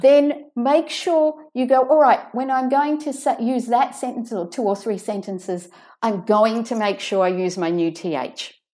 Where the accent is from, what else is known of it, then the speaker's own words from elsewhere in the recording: Sydney, New South Wales, Australia; accent: Australian; as you can hear from my accent, I'm from Sydney, Australia